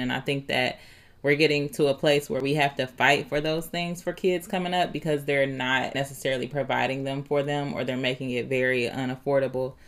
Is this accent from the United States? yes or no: yes; Dayton, Ohio, United States; we both grew up in the View